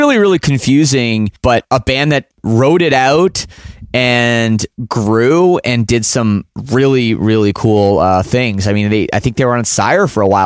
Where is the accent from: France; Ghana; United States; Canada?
Canada